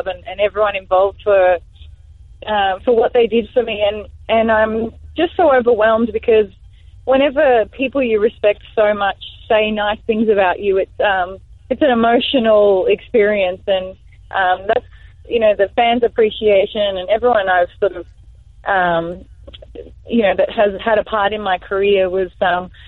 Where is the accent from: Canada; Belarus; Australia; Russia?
Australia; in our programs in Australia